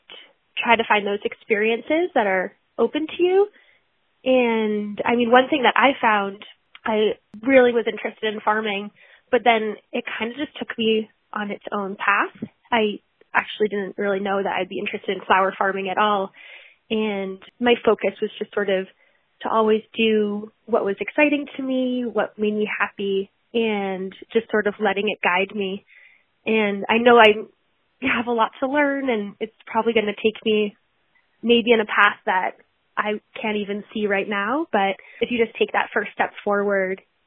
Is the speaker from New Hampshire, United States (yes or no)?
yes; New Hampshire, United States; also born or lived in Alaska; And then found my way back to New England. That's where I grew up. I grew up in New Hampshire.